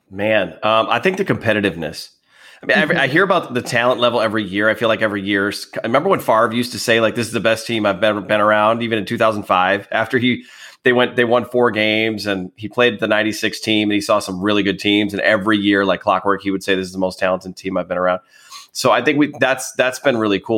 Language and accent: English; Wisconsin, United States; also born or lived in northern Illinois; I'm originally from there, although obviously I grew up in Wisconsin.